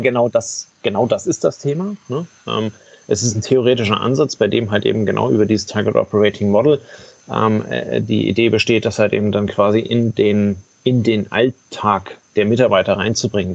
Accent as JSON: {"language": "German", "country": "Germany", "said": "bei uns in Deutschland"}